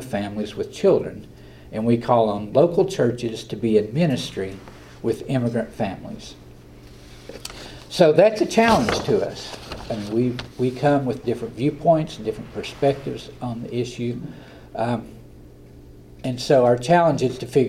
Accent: Southern Appalachia, United States; accent: Southern Appalachian; I talk like I'm from Southern Appalachia. It's hard to duplicate this kind of dialect

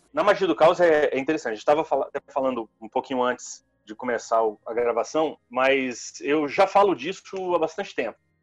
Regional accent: interior of Espírito Santo, Brazil; also born or lived in Vitória; eu sou do interior do Espírito Santo. Eu, eu nasci e cresci na roça, é, até os 16 anos

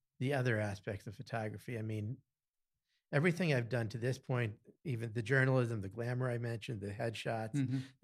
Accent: Easton, Pennsylvania, United States; also born or lived in Carbondale, Pennsylvania / Lock Haven, Pennsylvania; I'm pretty much from Easton. We've lived here since I was 7 years old

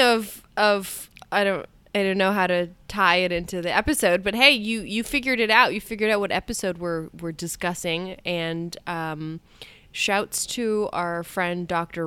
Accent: Canada; I feel like I'm a Canadian here

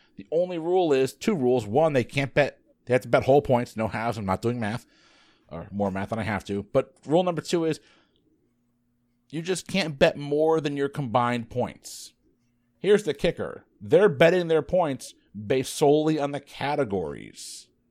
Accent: Connecticut, United States; My home state of Connecticut.

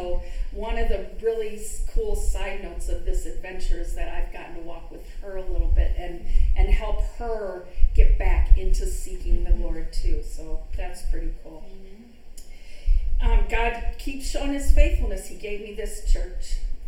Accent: Midwest, United States; You have to know that we are Midwesterners all the way. I grew up in the Midwest.

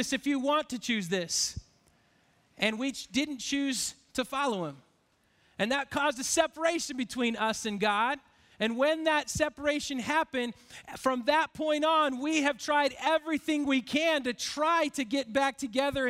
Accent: Spokane, Washington, United States; I grew up in Spokane

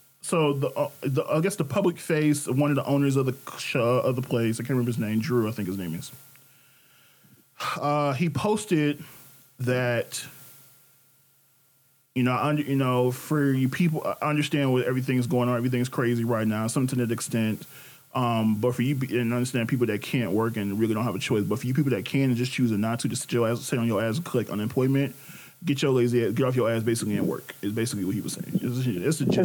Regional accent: Detroit, Michigan, United States; me and Ashley are both from Detroit originally. We don't live in Detroit, but we are from Detroit.

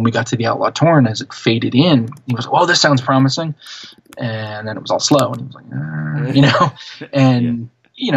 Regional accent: central New Jersey, United States; where I grew up in New Jersey, sort of central New Jersey

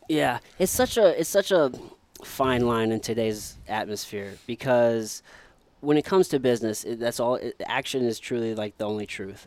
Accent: Midwest, United States; growing up in the Midwest, you're always taught you gotta go to school

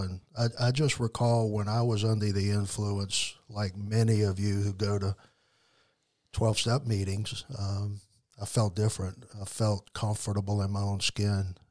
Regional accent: New Orleans, Louisiana, United States; moved away as an adult; now in Mississippi, United States; I was born in raised in New Orleans, Louisiana, in that area

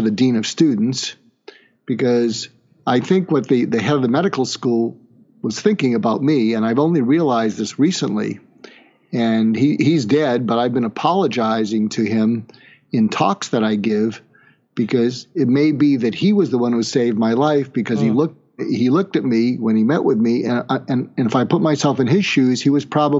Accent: Boston, Massachusetts, United States; moved away as an adult; also born or lived in California / Kansas; I grew up in Boston, went to school in California

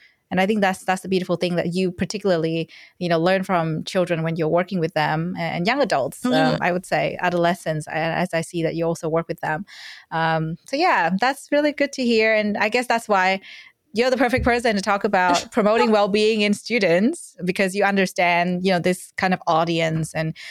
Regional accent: Vietnam; now in Australia; because I'm from Vietnam, and education there is very different from Australia. And when I moved here, I was kind of like, oh, wow.

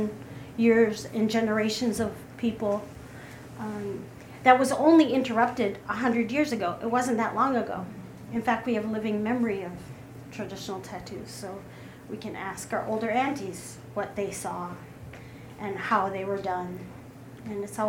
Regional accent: Kotzebue, Alaska, United States; moved away; I'm originally from Kotzebue, Alaska.

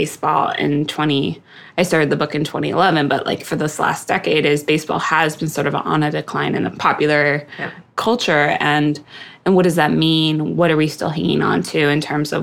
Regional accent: Seattle, Washington, United States; moved away as an adult; also born or lived in East Coast; my dad and I grew up in Seattle

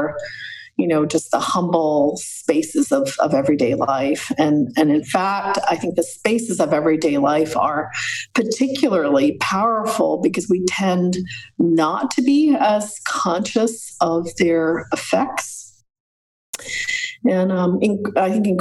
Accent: Montreal, Quebec, Canada; I grew up in Montreal in Canada at a very turbulent time politically

